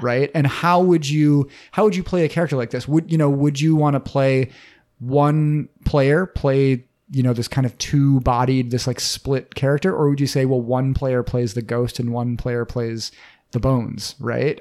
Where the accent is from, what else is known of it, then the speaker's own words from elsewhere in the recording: Minnesota, United States; we're from Minnesota, we know a thing or two about winter hellscapes.